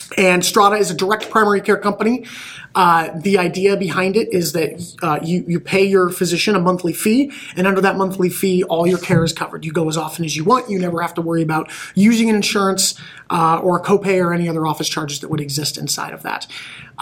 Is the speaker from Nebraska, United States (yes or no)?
yes; Omaha, Nebraska, United States; moved away; also born or lived in Michigan; I am originally from Omaha